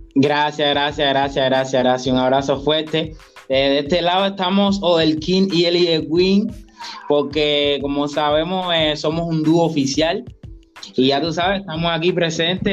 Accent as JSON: {"language": "Spanish", "town": "Trinidad", "region": "Sancti Spíritus", "country": "Cuba", "tie": "born or raised there", "also_born_or_lived": "Havana", "said": "Y yo soy de aquí de Trinidad, de Cuba, nací aquí"}